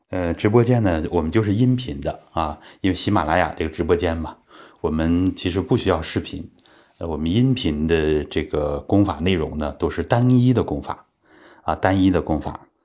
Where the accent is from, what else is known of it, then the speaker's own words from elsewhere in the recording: Daqing, Heilongjiang, China; 其实大庆确实还有这种奉献的精神。呃，我从小在这样的氛围里面长大